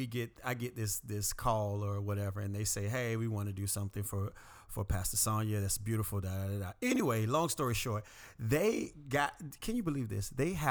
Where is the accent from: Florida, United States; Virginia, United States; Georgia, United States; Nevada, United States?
Florida, United States; The only issue is I'm from South Florida, not country at all, very city.